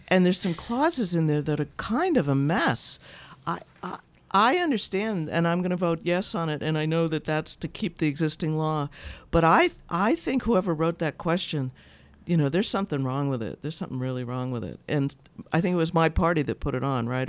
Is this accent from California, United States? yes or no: no; Boston, Massachusetts, United States; I'm from Boston.